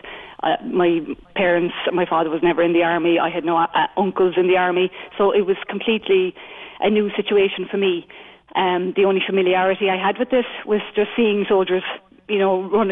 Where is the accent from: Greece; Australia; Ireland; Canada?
Ireland; Limerick; I grew up in Richmond Hill, and at the top of Richmond Hill there was a field called Bell's Field